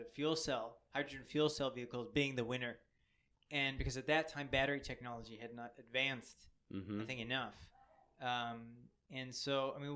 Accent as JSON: {"language": "English", "town": "Chicago", "region": "Illinois", "country": "United States", "said": "I'm from Chicago."}